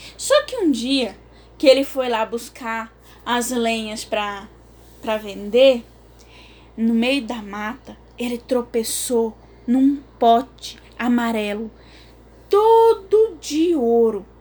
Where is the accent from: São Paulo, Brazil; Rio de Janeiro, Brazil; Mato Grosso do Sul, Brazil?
Mato Grosso do Sul, Brazil; Corumbá; eu sou de Corumbá, Mato Grosso do Sul